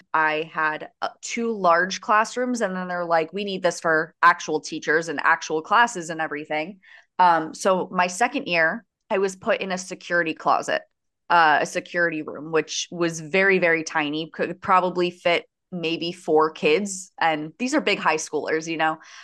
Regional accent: Coral Springs, Florida, United States; I am from Coral Springs, Florida, which is basically the neighboring town to Parkland.

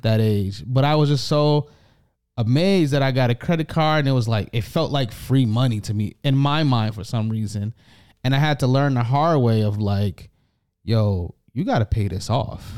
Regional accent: United States; now in Canada; I am the A, the American

